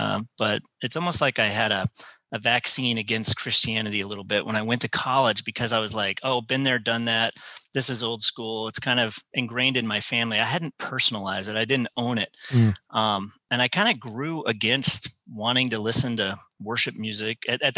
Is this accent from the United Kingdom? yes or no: no; Leavenworth, Kansas, United States; also born or lived in Fort Hamilton, New York / Presidio, California; Oh yeah. So Leavenworth, Kansas is where I call home, but my father was actually an active duty Army chaplain.